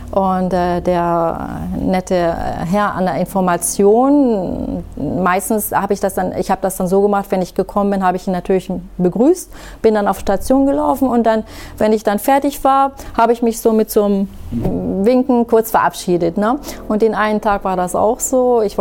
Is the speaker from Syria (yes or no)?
yes; Syria; now in Germany; sie ja anders als ich hier geboren sind, mhm. ne, {S255} mhm. {S0} kann ich denen ja nicht erzählen, ja, wir kommen aus Syrien. In Syrien ist ja. das so.